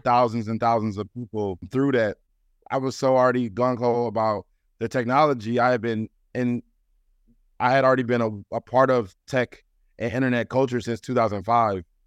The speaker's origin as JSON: {"language": "English", "town": "Ferguson", "region": "Missouri", "country": "United States", "tie": "born or raised there", "said": "I'm from Ferguson, Missouri, originally, um, in Saint Louis. And just growing up as a black man, black boy there"}